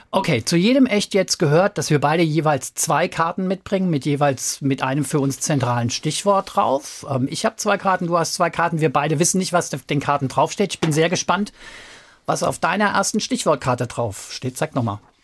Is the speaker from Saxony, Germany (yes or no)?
no; Frankfurt am Main, Hesse, Germany; Wir kommen beide aus Frankfurt am Main